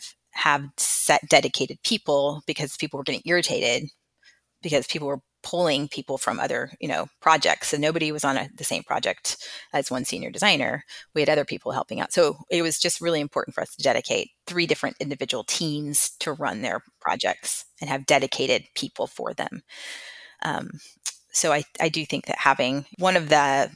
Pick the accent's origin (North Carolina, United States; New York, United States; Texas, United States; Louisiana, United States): Texas, United States; I'm from Texas